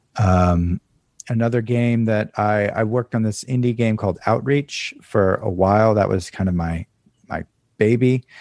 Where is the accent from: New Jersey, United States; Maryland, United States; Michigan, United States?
Maryland, United States; moved away; also born or lived in Southern California / New York; I grew up in Maryland